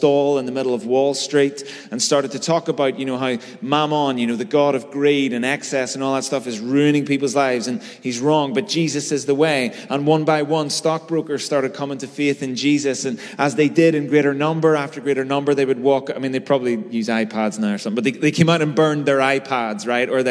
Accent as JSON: {"language": "English", "town": "Belfast", "region": "Northern Ireland", "country": "United Kingdom", "tie": "born or raised there", "said": "I grew up in North Belfast through the 90s"}